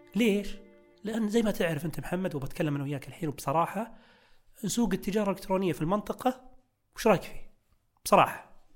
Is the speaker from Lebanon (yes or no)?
no; Saudi Arabia; عندنا في السعوديه